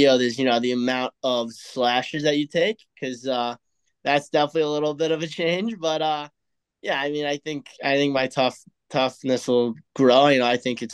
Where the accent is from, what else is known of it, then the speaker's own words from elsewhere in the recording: United States; as an American